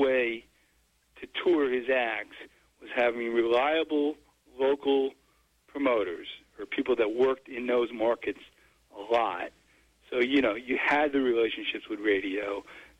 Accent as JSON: {"language": "English", "region": "New Jersey", "country": "United States", "tie": "born or raised there", "said": "I grew up in Jersey"}